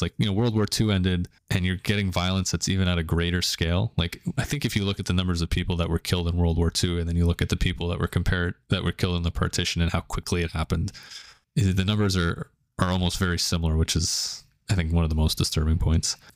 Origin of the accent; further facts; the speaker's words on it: Canada; growing up in Canada, we have big Indian population, big Pakistani population.